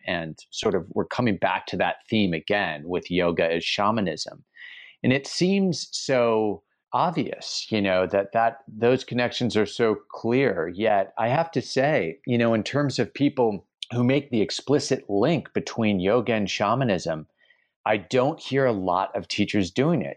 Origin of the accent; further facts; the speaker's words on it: United States; moved away; as an American who lives abroad